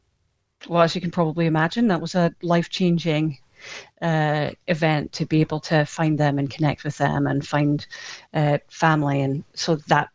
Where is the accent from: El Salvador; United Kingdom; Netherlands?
United Kingdom; Scotland; now in United States; I was born in Scotland and adopted in Scotland as well by Scottish parents, and did my growing up there. And then subsequently, the whole family emigrated